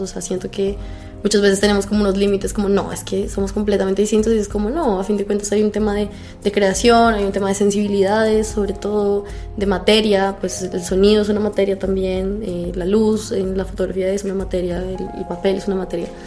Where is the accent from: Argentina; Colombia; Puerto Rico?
Colombia; yo soy de Colombia